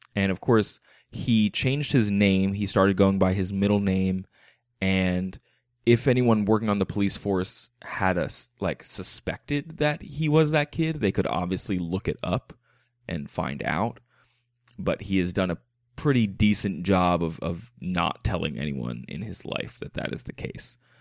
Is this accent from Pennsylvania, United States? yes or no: yes; Philadelphia area, Pennsylvania, United States; I'm from the Philly area. That's, we say Wooder